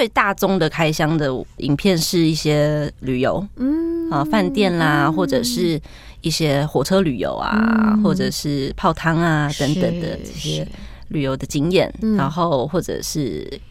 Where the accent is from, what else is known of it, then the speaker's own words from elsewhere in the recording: Taiwan; 他就什么？我是台湾人，很有趣。